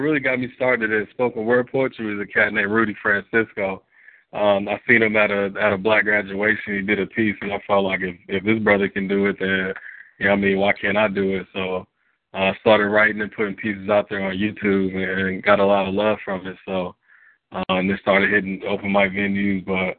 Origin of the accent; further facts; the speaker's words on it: DR Congo; Like I said in the track, I'm from the Congo, so we see thickness as a sign of beauty.